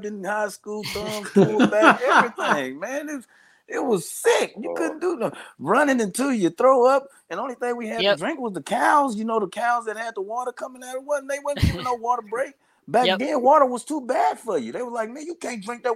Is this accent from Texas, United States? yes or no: yes; Austin, Texas, United States; I'm from Austin.